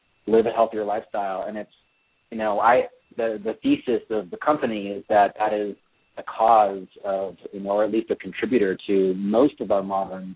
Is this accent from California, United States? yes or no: yes; the Bay Area, California, United States; also born or lived in Florida / Europe; I grew up in the Bay Area, but I moved to the city in the early 90s